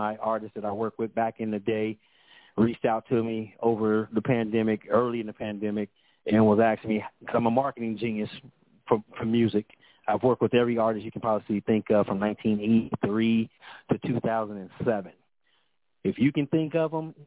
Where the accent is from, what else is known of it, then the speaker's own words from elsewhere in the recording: Compton, California, United States; I'm born and raised in Compton